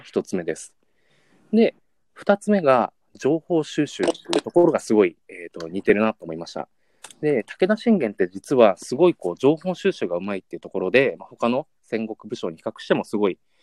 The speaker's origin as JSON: {"language": "Japanese", "region": "Yamanashi", "country": "Japan", "tie": "born or raised there", "said": "僕も山梨県出身なんですけども"}